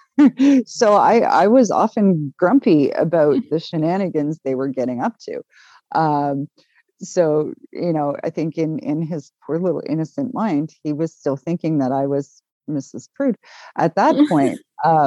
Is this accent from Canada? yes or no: yes; Canada; we're Canadian